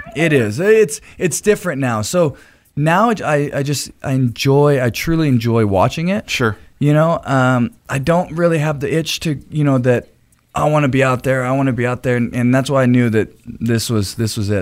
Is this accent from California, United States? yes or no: yes; Anaheim, California, United States; it starts back in Anaheim, California, is where I was born.